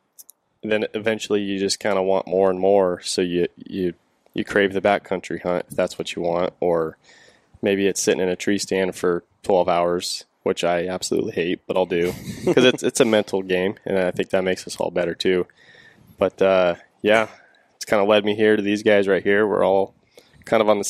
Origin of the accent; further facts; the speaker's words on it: Washington, United States; Born and raised in Washington